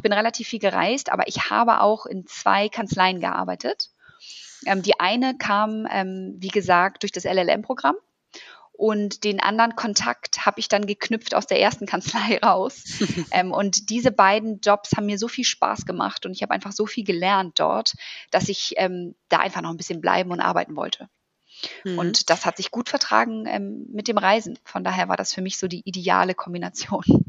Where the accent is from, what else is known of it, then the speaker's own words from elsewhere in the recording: Germany; also born or lived in Wellington, New Zealand; als Deutsche